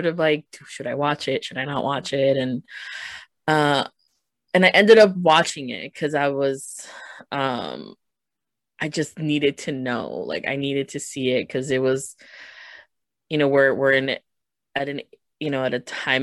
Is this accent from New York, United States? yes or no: no; Chicago, Illinois, United States; growing up in Chicago